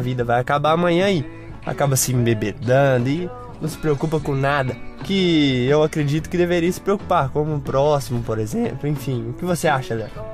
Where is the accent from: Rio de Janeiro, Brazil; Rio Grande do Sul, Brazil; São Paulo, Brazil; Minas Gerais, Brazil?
Minas Gerais, Brazil; Bambuí; moved away; Fui pra minha cidade natal, Bambuí